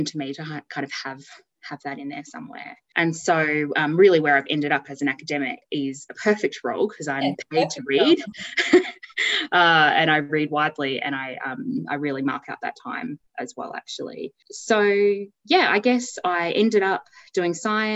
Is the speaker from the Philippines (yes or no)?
no; Townsville, Queensland, Australia; I grew up in Townsville in a suburb called Kelso